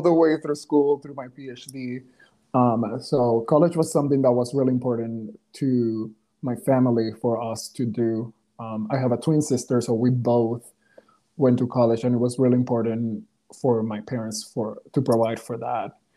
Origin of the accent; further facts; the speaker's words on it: Ponce, Puerto Rico; English is a second language; moved away as an adult; also born or lived in Texas; I was born in Ponce, Puerto Rico.